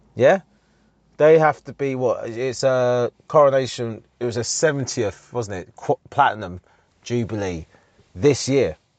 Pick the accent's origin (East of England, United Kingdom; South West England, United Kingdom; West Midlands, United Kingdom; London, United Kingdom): East of England, United Kingdom; Harlow; the M P in our town, in my hometown